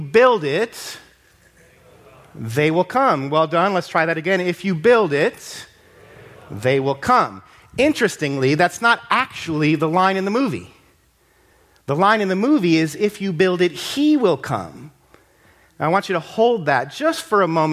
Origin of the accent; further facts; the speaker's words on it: Ohio, United States; I'm from Ohio.